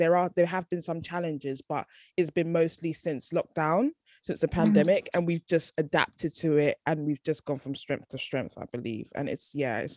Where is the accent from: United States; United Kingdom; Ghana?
Ghana; We're both Ghanaian, like we just have the same kind of sort of similar upbringing